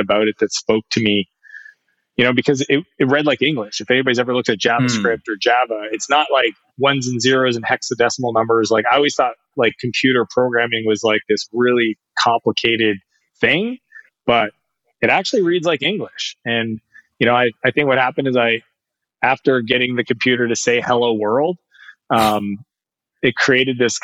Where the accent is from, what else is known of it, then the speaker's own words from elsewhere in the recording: Canada; I'm a Canadian